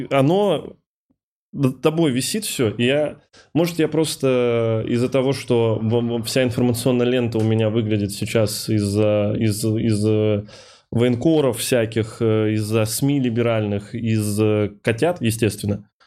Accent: Kovrov, Vladimir Oblast, Russia; moved away; если брать Ковров и Москву, я когда из Коврова уезжал, я в том числе уезжал не помимо там учебы и прекрасной там инфраструктуры и всего остального по сравнению с Ковровым

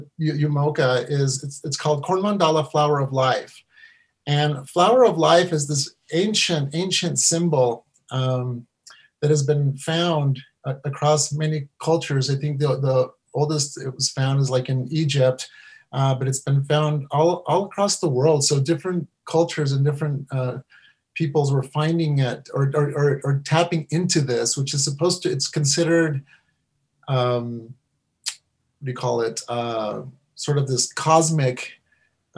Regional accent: Mexico; now in United States; I'm from Mexico. I'm an immigrant with my family

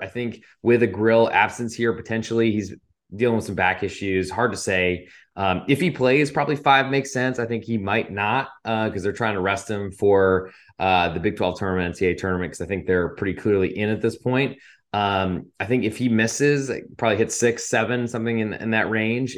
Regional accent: Providence, Rhode Island, United States; I am from Providence and they are my hometown team.

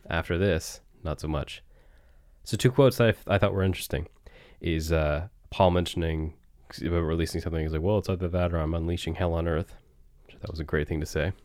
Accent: near Clark's Harbour, Nova Scotia, Canada; the Seaside Community Center in Clark's Harbor, which is, uh, you know, near my hometown

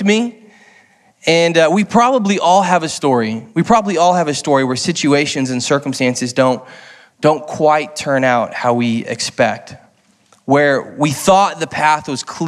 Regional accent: Lee's Summit, Missouri, United States; moved away as an adult; now in St. Louis, United States; I grew up in Lee Summit. For those of you who know who Lee Summit, outside of KC

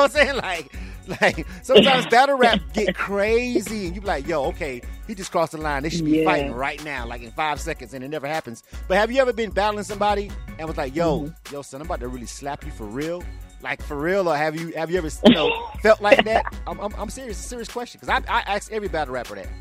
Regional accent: the South, United States; I'm from the South, more laid back.

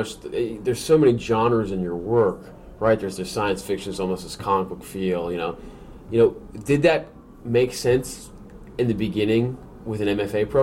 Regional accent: Massachusetts, United States; I'm from Massachusetts.

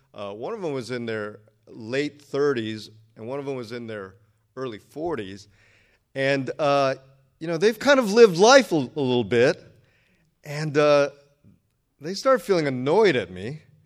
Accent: Redondo Beach, California, United States; also born or lived in Berkeley; I grew up down here in Redondo Beach

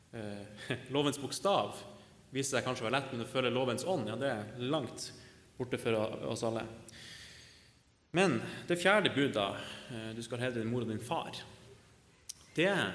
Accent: Northern Norway, Norway; av legning så er jeg nordlending

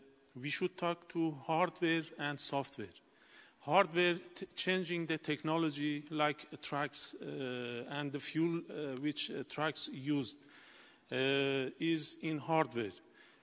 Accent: Iran; I am from Iran.

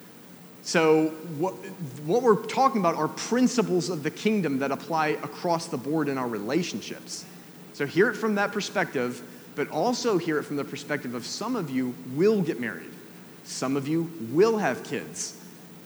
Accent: Atlanta, Georgia, United States; moved away; I grew up in Atlanta, down in the South

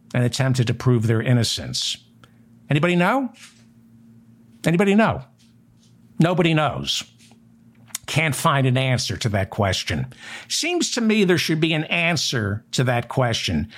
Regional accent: United States; As an American

